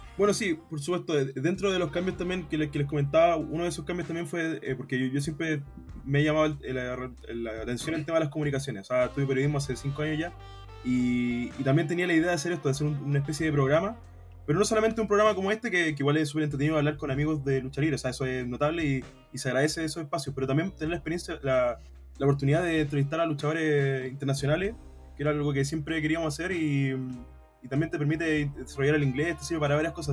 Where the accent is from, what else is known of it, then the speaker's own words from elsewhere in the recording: Quilpué, Valparaíso, Chile; soy de Quilpué, de, la quinta región